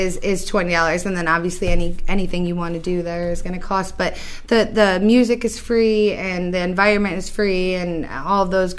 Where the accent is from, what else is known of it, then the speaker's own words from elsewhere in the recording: Geneva, New York, United States; I'm born and raised in Geneva, New York, and I lived all over the state most of my years in New York City. Came back about 2 years ago